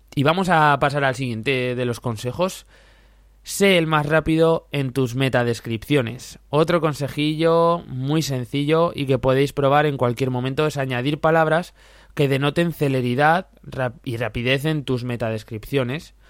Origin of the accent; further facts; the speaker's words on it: Zaragoza, Aragon, Spain; Yo como soy de Zaragoza